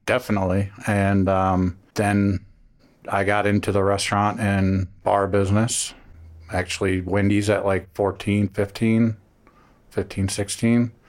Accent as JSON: {"language": "English", "town": "Cleveland", "region": "Ohio", "country": "United States", "also_born_or_lived": "Miami", "moved": "as an adult", "said": "I'm from Cleveland"}